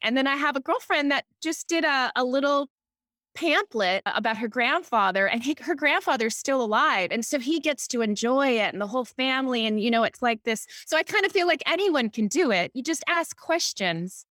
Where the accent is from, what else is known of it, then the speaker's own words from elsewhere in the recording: Honolulu, Hawaii, United States; moved away as an adult; now in Newport Beach, United States; I'm from Hawaii, Honolulu, Hawaii